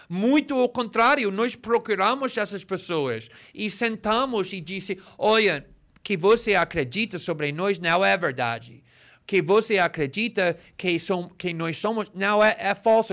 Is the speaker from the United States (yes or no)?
yes; United States; Portuguese is a second language; moved away as an adult; now in Brazil; cresci nos Estados Unidos, na década de 80